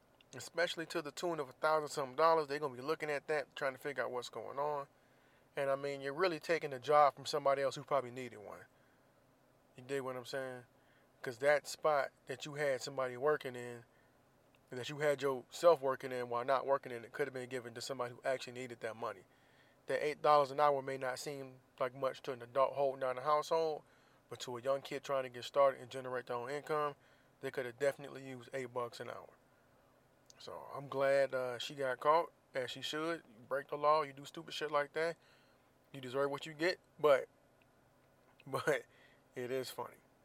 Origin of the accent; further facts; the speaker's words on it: Florida, United States; moved away; in my home state of Florida